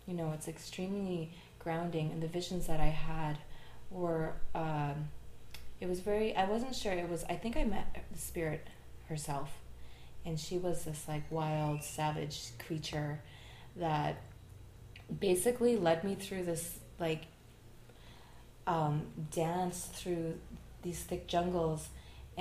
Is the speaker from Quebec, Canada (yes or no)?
yes; Montreal, Quebec, Canada; I'm from Montreal.